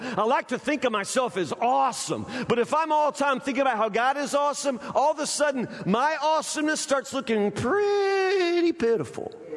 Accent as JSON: {"language": "English", "region": "Kentucky", "country": "United States", "said": "we're from Kentucky"}